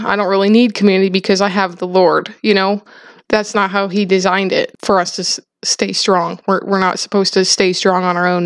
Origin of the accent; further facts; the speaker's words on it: South Dakota, United States; I grew up in South Dakota on a farm